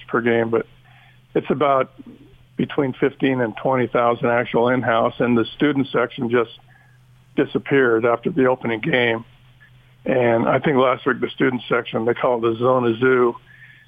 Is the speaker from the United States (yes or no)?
yes; Utah, United States; also born or lived in Oregon; now in Tucson, United States; I grew up in Utah